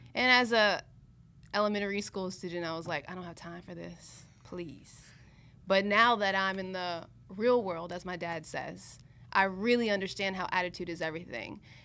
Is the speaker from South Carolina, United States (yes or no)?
yes; Columbia, South Carolina, United States; moved away as an adult; also born or lived in Pennsylvania; now in Miami, United States; I went to Penn State, but I grew up in Columbia, South Carolina